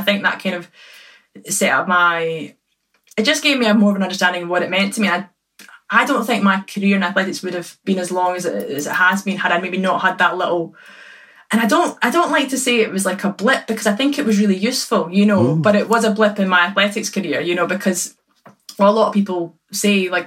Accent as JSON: {"language": "English", "town": "Perth", "region": "Scotland", "country": "United Kingdom", "tie": "born or raised there", "said": "I was born in Perth. So technically my local club was St Johnstone"}